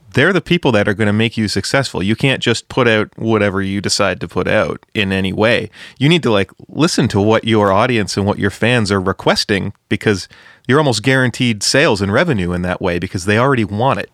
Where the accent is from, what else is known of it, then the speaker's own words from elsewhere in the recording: Ontario, Canada; Ontario guy here, a hundred percent.